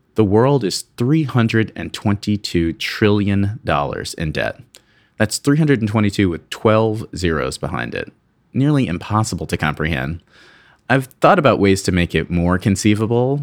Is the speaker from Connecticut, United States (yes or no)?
no; Newark, New Jersey, United States; I was born in Newark, New Jersey to a working class black family.